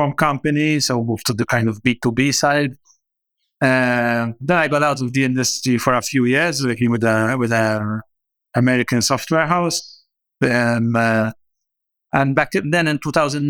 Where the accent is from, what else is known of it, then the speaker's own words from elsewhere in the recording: Malta; I actually always wanted to travel and leave, get out of Malta